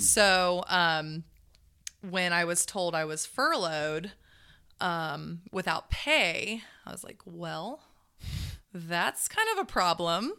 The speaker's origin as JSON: {"language": "English", "town": "Zephyrhills", "region": "Florida", "country": "United States", "tie": "born or raised there", "also_born_or_lived": "Dade City, Florida", "said": "I was raised in Zephyr Hill my whole life"}